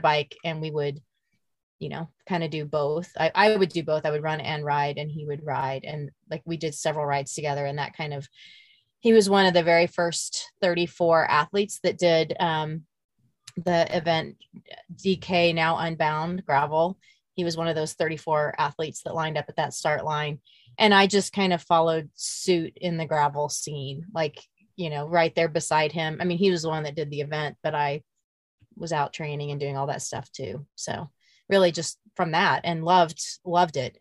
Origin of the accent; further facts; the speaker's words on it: Emporia, Kansas, United States; my hometown of, of Emporia, Kansas